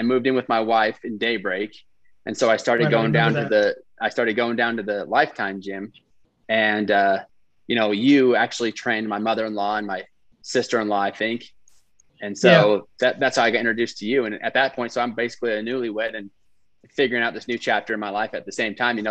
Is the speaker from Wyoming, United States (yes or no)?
yes; Wyoming, United States; I'm from Wyoming.